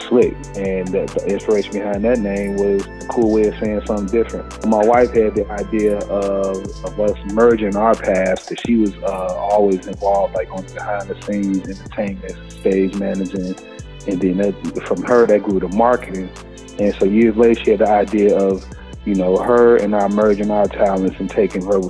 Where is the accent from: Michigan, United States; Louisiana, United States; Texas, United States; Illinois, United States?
Illinois, United States; Chicago; moved away as an adult; also born or lived in New Orleans; now in Atlanta, United States; Born and raised in Chicago, I went to college in New Orleans